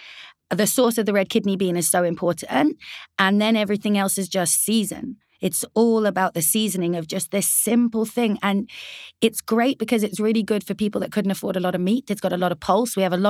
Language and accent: English; United Kingdom; We serve it, as you've seen, slightly differently because we're British Afghan.